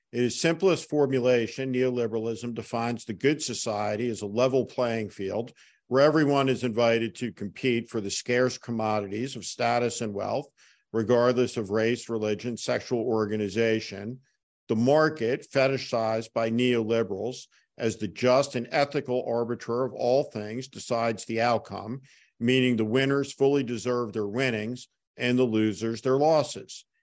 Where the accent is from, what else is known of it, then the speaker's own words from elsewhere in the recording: North Plainfield, New Jersey, United States; I grew up in North Plainfield, New Jersey